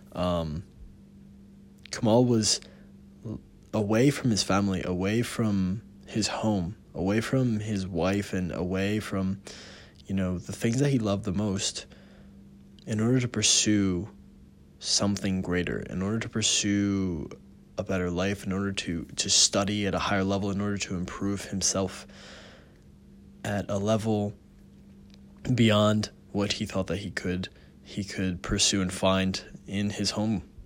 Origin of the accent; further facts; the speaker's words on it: United States; being an American, we have so many privileges in the country itself